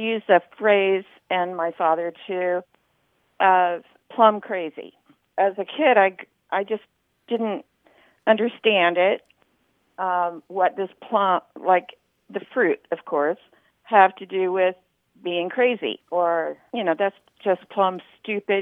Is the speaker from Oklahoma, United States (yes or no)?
yes; Oklahoma, United States; now in Hemet, United States; I grew up in a Southern family. I'm a immigrant from Oklahoma to California